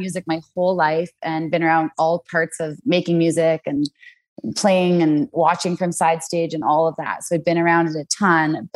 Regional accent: Vancouver, British Columbia, Canada; moved away as an adult; now in Cranbrook, Canada; I grew up in Vancouver, BC

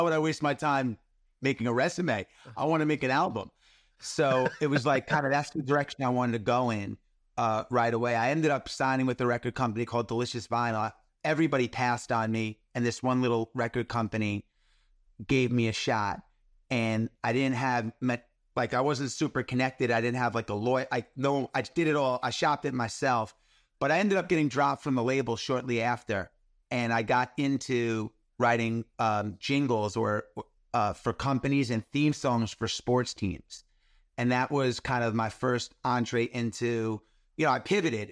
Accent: New York, United States; I grew up in New York in the eighties

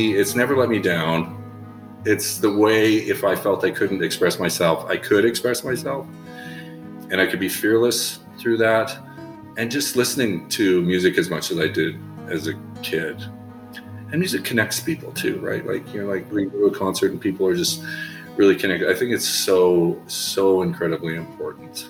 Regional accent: southern Saskatchewan, Canada; I was raised in Saskatchewan in Canada

